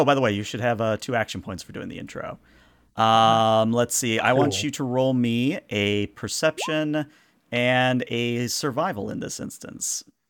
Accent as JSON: {"language": "English", "region": "the South", "country": "United States", "said": "Hey, I'm from the South. I know what that means."}